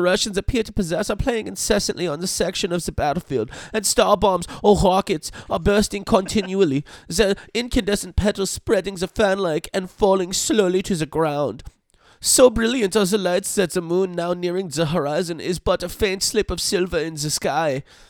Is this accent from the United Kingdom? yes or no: yes; England, United Kingdom; So I'm from England, but actually, my parents were from Germany.